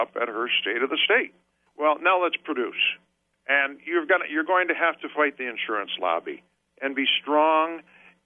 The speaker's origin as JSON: {"language": "English", "town": "Wyandotte", "region": "Michigan", "country": "United States", "tie": "born or raised there", "said": "I was born and raised in Wyandotte, and we had our own generator and our own water"}